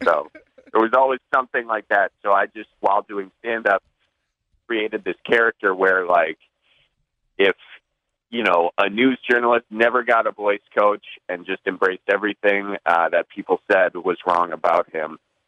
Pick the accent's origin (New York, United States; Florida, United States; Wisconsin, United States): Wisconsin, United States; Milwaukee; I'm from the Milwaukee area. But then when I was trying to get rid of my accent